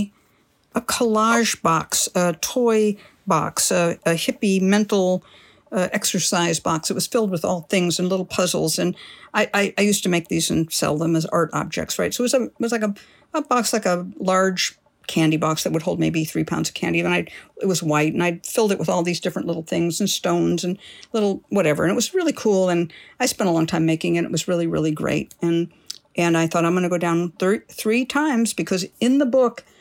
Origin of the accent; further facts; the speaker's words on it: California, United States; I'm from California